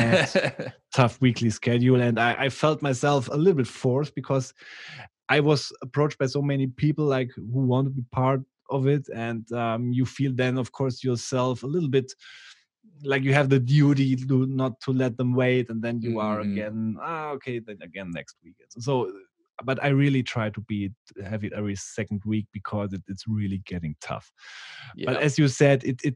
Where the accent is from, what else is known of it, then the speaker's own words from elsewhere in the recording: Bavaria, Germany; accent: Bavarian English; English is a second language; my stupid Bavarian English